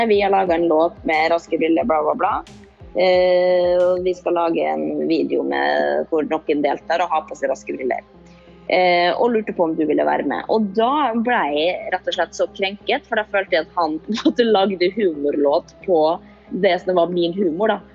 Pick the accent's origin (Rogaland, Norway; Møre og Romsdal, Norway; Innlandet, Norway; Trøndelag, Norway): Møre og Romsdal, Norway; Molde; i hvert fall der jeg kommer fra, jeg kommer fra Molde, fra bygda, vært en, en greie alltid.